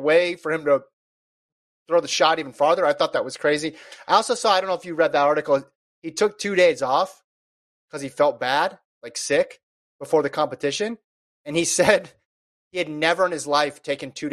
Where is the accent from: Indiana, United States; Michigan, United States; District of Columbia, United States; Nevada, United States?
Nevada, United States; I grew up in Nevada